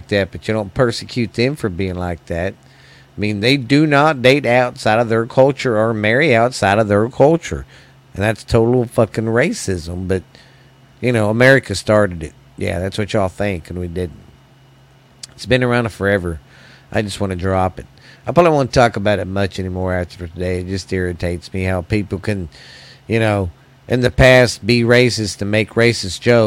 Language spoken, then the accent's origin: English; United States; as Americans